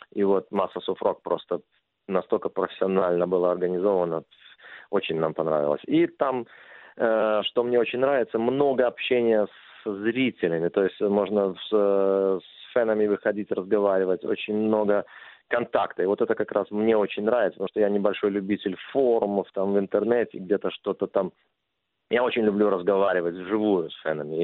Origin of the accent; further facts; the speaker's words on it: Minsk, Belarus; moved away; в моем родном городе Минске